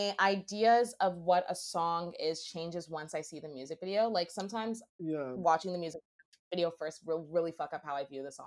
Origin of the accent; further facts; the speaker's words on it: Brampton, Ontario, Canada; I grew up in Brampton